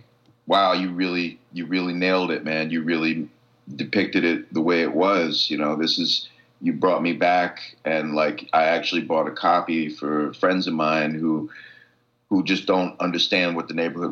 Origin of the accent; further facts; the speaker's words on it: New York City, New York, United States; I grew up with on the Lower East Side